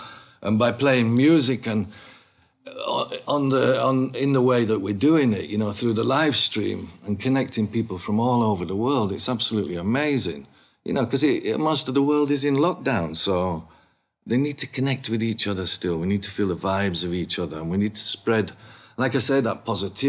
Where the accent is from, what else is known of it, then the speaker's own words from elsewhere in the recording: Bradford, Yorkshire and the Humber, United Kingdom; also born or lived in Keighley / Huddersfield / Leeds; born and bred in Bradford, you know, and lived in Keighley and around Huddersfield, Leeds, all them places when I was growing up